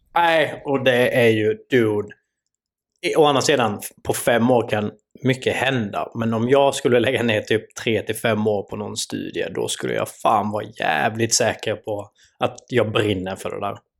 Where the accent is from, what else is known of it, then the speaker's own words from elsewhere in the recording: Sweden; vi svenskar